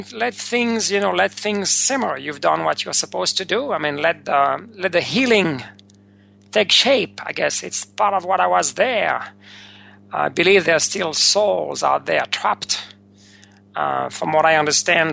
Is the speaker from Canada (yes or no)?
no; France; moved away; the place where I was born not so long ago, maybe 50-plus years